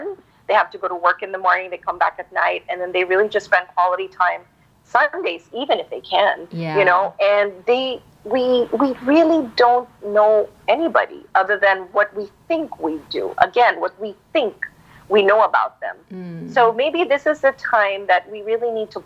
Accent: Philippines; I was born brought up here and I'm Filipino by heart

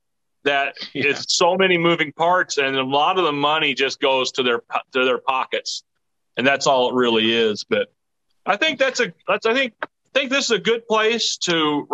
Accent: Southern Indiana, United States; we are from Southern Indiana

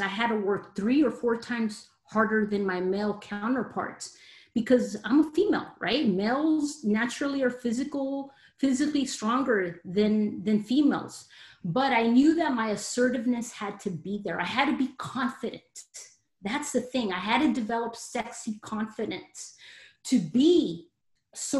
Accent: Los Angeles, California, United States; I am a Mexican American. I was born in Los Angeles, California, so I am a Latina

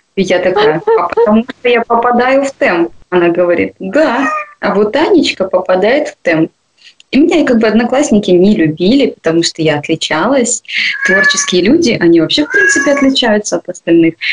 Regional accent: Komsomolsk-on-Amur, Khabarovsk Krai, Russia; А мы вообще из Комсомольска

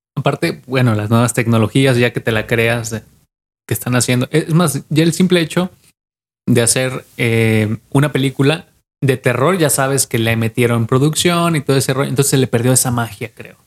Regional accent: Mexico; como mexicanos somos

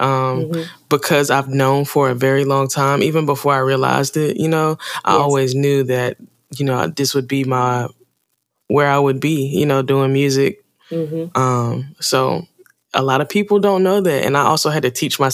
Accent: Charlotte, North Carolina, United States; I'm from Charlotte, North Carolina. Well, I've been here for most of my life

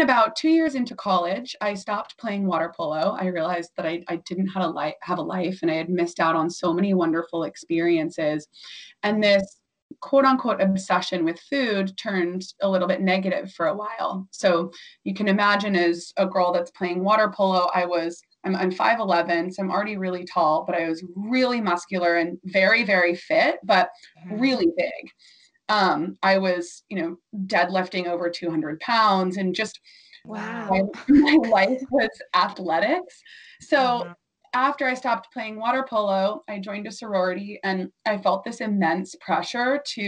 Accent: Orange County, Southern California, United States; I grew up in Orange County, so Southern

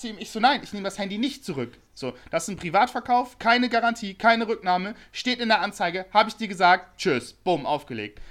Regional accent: Bremen, Germany; now in Hamburg, Germany; ich komme aus Bremen

